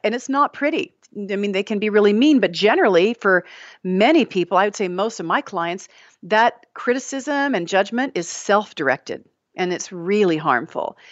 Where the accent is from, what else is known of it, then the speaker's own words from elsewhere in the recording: Texas, United States; I'm from Texas. We say cattywampus